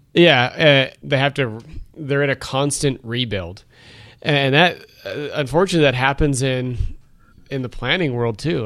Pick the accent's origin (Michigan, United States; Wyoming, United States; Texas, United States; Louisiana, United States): Wyoming, United States; also born or lived in Rhode Island; growing up in Wyoming